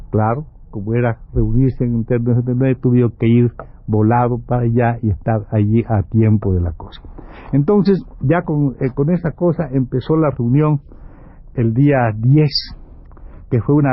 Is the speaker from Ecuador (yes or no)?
no; Mexico; entonces éramos un compañero cubano, un compañero eh, este, ecuatoriano, un chicano y yo, que creo que soy mexicano.